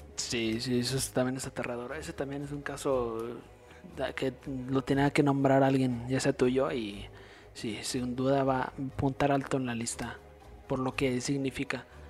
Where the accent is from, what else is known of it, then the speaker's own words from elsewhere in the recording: Mexico; nosotros somos de México